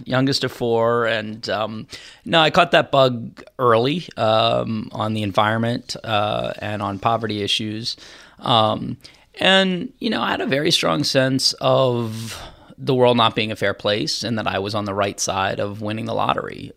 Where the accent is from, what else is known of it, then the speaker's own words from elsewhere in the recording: Charlottesville, Virginia, United States; I was born and raised in Charlottesville area, out in the, the county.